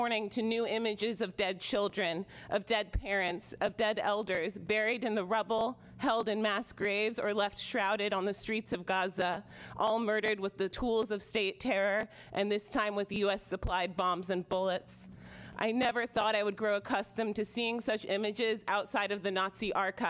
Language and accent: English; Multnomah County, Oregon, United States; I was born and raised here in Multnomah County.